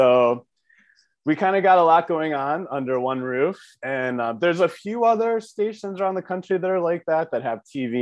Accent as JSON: {"language": "English", "town": "Brecksville", "region": "Ohio", "country": "United States", "tie": "born or raised there", "also_born_or_lived": "New York City", "said": "I'm from Cleveland, the suburbs. I grew up in Brecksville"}